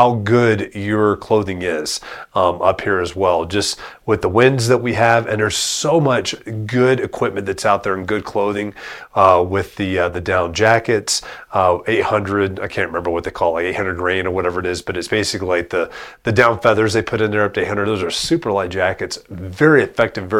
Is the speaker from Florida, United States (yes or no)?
yes; South Florida, United States; now in Woodland Park, United States; I grew up in South Florida